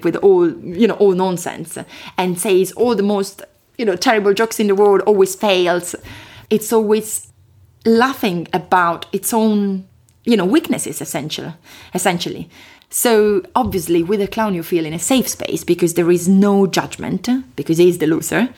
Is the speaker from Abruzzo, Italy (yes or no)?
yes; Chieti, Abruzzo, Italy; accent: Italian; English is a second language; moved away as an adult; now in London, United Kingdom; My accent is from Italy, which is a fantastic country, as you know, in the middle of Europe, southern Europe. I come from a place which is called Chieti